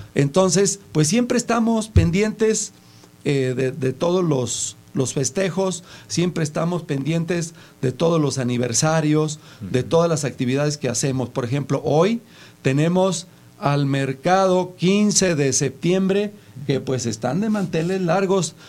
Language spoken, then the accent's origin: Spanish; Mexico; cuáles eran las cosas que nos distinguían Distinguían mm. como mexicanos